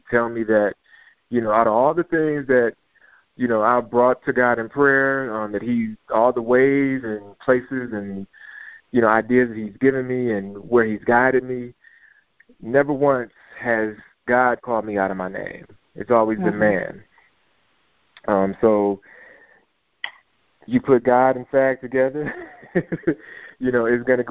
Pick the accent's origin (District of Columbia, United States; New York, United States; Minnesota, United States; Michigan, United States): Michigan, United States; Detroit; moved away; I'm from Detroit